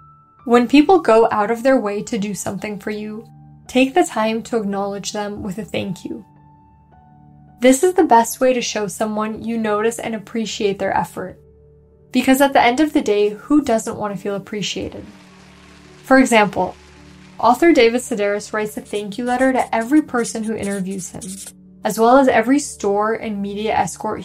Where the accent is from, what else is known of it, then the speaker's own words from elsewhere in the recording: Moscow, Russia; now in Bay Area, United States; I was from Moscow